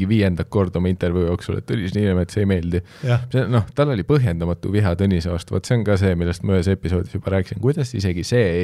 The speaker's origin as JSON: {"language": "Estonian", "country": "Canada", "tie": "born or raised there", "said": "sest ma olen kasvanud Kanadas, ma lihtsalt tean, et blackface"}